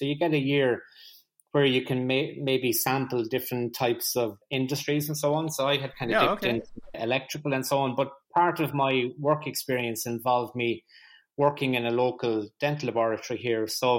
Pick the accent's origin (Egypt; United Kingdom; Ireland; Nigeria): Ireland; Carlow, County Carlow; I'm actually from Carlo in Ireland.